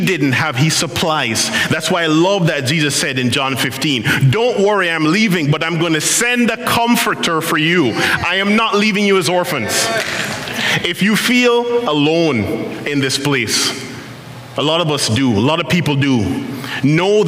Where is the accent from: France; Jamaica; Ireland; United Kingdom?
Jamaica; now in Ottawa, Canada; I'm Jamaican.